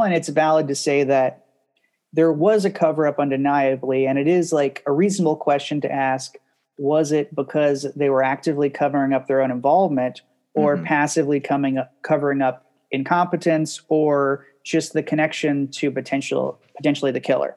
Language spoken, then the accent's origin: English; Baton Rouge, Louisiana, United States; I grew up in Baton Rouge, Louisiana